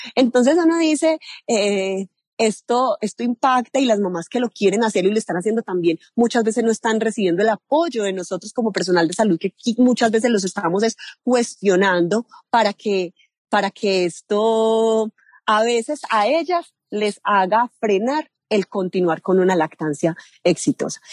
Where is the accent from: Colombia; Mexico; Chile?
Colombia; Medellín, Antioquia; now in Rionegro, Colombia; Yo soy nacida en la ciudad de Medellín, vivo en Río Negro, Antioquia, con mi familia.